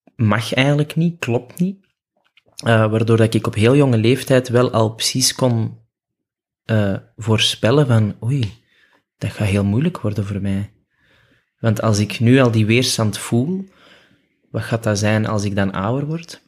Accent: Antwerp, Flanders, Belgium; geboren in Antwerpen, opgegroeid op het Kiel

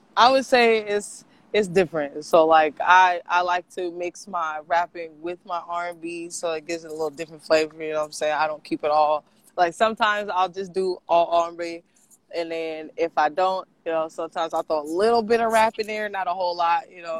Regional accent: Portland, United States; born or raised there; also born or lived in Los Angeles

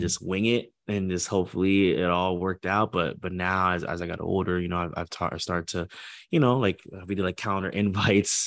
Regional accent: Port St. Lucie, Florida, United States; also born or lived in Orlando, Florida; I'm from Port Saint Lucie

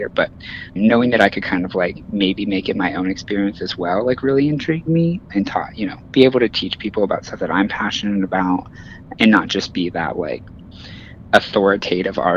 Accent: Indiana, United States; now in New York City, United States; I mean, I moved there from Indiana, so just taking in New York City was like a dream of mine from beginning to end.

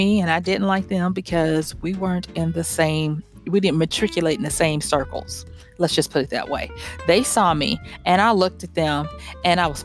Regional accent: the South, United States; all my siblings and probably a lot of kids growing up in the South

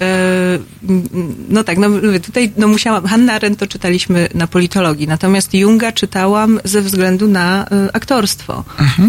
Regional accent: Poland; urodziłam się w takim kraju, w którym tworzy Leszek Mądzik i Lech Majewski

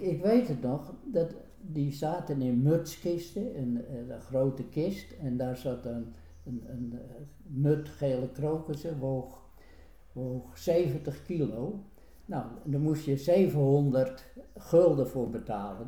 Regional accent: Den Hoorn, North Holland, Netherlands; also born or lived in Den Helder; toen ik als, als kind hier in de Hoorn kwam

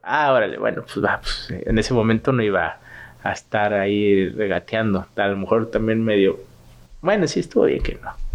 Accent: Guadalajara, Jalisco, Mexico; moved away as an adult; also born or lived in Mexico City; now in Toronto, Canada; soy de Guadalajara

